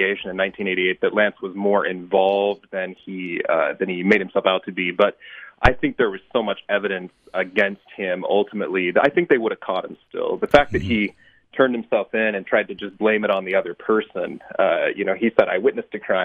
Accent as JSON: {"language": "English", "region": "Missouri Ozarks", "country": "United States", "tie": "born or raised there", "moved": "as an adult", "lives_now": "Utah, United States", "said": "I was raised in the Missouri Ozarks, where there's a lot of Mormon history, but not a lot of Mormons. I spent my childhood there"}